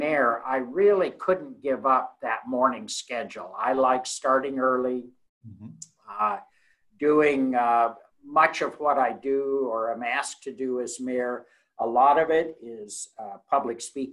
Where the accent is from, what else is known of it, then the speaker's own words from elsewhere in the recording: Spokane Valley, Washington, United States; moved away as an adult; now in Salem, United States; I'm originally from the Spokane Valley up in eastern Washington. Graduated from high school up there